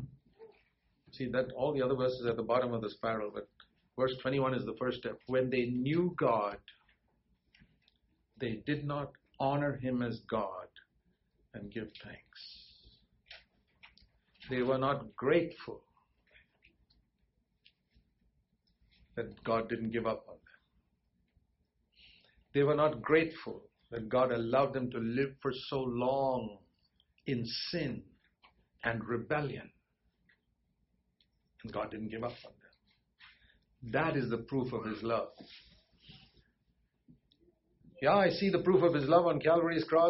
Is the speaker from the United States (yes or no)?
no; Bangalore, Karnataka, India; my hometown, Bangalore